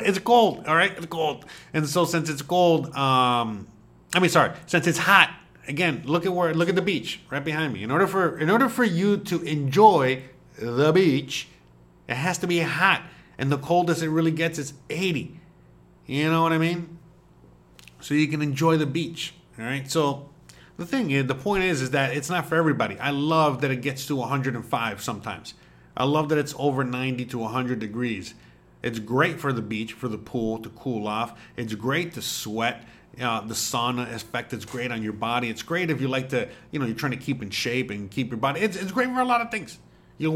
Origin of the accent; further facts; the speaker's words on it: Miami, Florida, United States; first language Spanish; English is a second language; moved away as an adult; now in Mérida, Mexico; living where I grew up. In Miami, and how I grew up in Miami